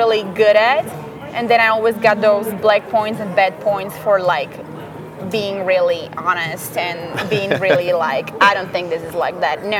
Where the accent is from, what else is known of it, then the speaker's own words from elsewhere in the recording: Slovakia; first language Slovak; English is a second language; moved away as an adult; now in United States; So I speak Slovakian, obviously. Yep. That's my first language.